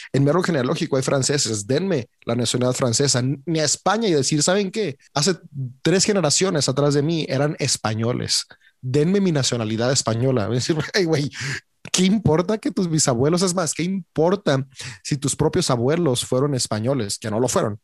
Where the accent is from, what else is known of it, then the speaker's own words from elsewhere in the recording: Mexico; Yo soy mexicano. yo nací en México